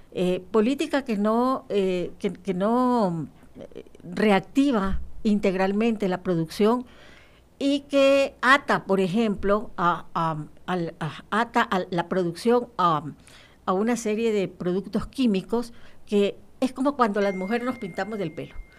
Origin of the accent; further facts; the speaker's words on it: Guayaquil, Guayas, Ecuador; Yo soy de Guayaquil